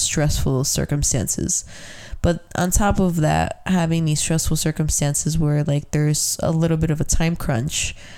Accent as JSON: {"language": "English", "town": "Chicago", "region": "Illinois", "country": "United States", "tie": "born or raised there", "said": "I grew up in McKinley Park."}